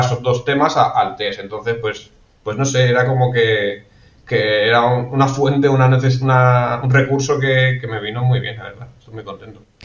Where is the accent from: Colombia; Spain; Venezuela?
Spain; Alicante, Valencian Community; also born or lived in Benidorm; yo soy de Alicante